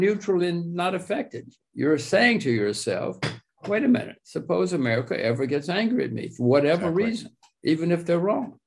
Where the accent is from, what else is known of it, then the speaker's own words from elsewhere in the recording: United States; I'm an American